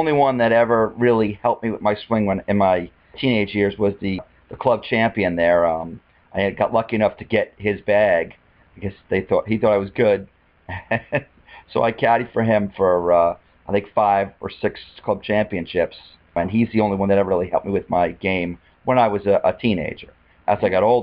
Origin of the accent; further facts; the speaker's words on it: Garden City, United States; I grew up in Garden City